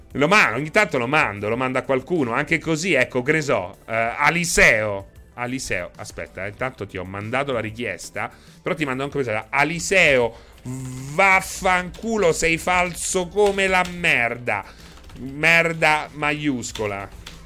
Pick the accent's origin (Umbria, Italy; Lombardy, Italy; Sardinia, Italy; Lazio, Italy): Lazio, Italy; Rome; noi di Roma